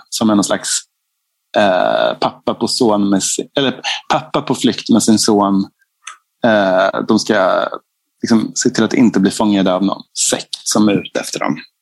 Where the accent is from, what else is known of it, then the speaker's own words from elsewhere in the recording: Fagersta, Västmanland, Sweden; now in Stockholm, Sweden; jag kommer från Fagersta, en liten stad i Bergslagen. Liksom, och vi var ju medelklass där.